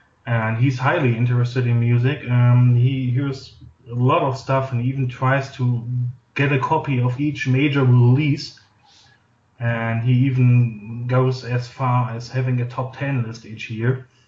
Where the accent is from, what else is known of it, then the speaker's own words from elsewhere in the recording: Oberhausen, North Rhine-Westphalia, Germany; English is a second language; I've grown up in the town of Oberhausen. That's in Western Germany.